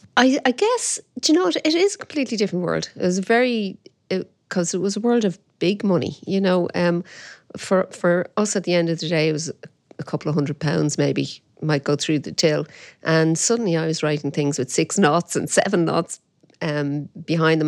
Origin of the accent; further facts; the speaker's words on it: Dublin, Leinster, Ireland; my dad was from the Liberties, and we had, um, uh, a grocery shop in the Liberties.